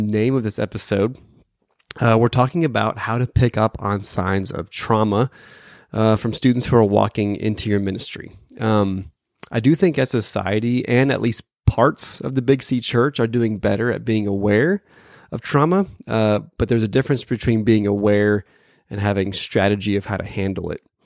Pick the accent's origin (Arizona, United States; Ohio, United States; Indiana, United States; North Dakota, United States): Arizona, United States; Phoenix; also born or lived in Dallas, Texas; now in St. Louis area, United States; I'm from Phoenix and I lived in Dallas